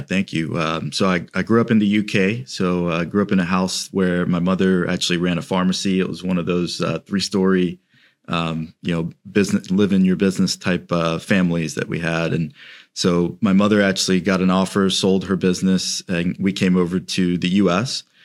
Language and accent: English; Celebration, Florida, United States; I grew up in Celebration, um, so kind of in, in the region of Orlando